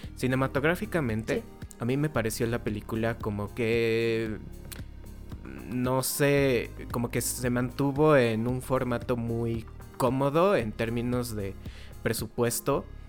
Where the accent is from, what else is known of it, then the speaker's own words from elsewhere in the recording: Mexico; como mexicanos